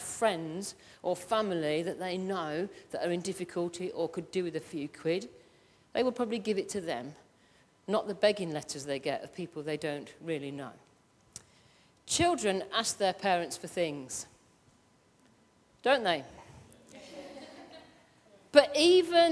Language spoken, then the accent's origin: English; Midlands, United Kingdom; I'm from the Midlands and I am not changing my accent, it's ask, A-S-K